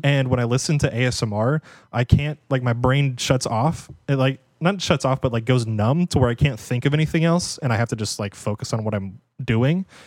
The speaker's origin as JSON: {"language": "English", "country": "United States", "said": "as an American"}